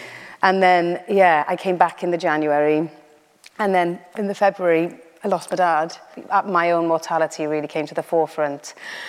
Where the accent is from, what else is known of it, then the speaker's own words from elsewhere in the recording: Wales, United Kingdom; first language Welsh; Carys, I went through the militant Eisteddfod training as a Welsh-speaking child.